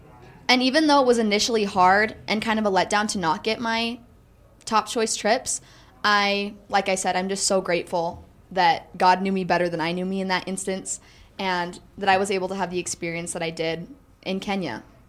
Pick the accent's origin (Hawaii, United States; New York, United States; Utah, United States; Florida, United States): Utah, United States; Highland; I'm from Highland, Utah.